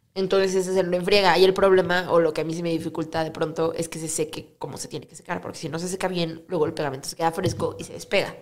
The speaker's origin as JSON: {"language": "Spanish", "town": "Cuernavaca", "region": "Morelos", "country": "Mexico", "moved": "as an adult", "lives_now": "Mexico City, Mexico", "said": "yo, soy de Cuernavaca"}